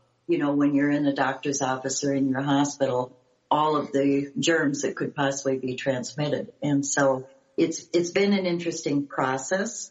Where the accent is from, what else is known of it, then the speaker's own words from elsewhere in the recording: Duluth, Minnesota, United States; me growing up in Duluth, Minnesota, where we had all of the shipping because we were the hub on Lake Superior.